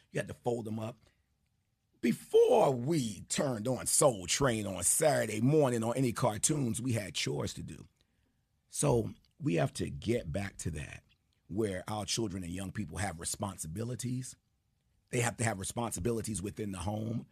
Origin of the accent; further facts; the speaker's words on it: New York City, New York, United States; growing up in Jamaica, New York, every Friday we had an assembly